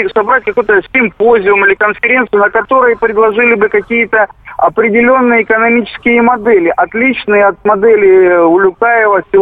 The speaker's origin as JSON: {"language": "Russian", "region": "Moscow", "country": "Russia"}